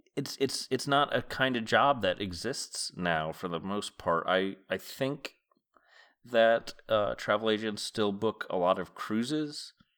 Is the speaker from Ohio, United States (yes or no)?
no; Massachusetts, United States; I have memories of travel agents in, in the, the county of Massachusetts where I grew up.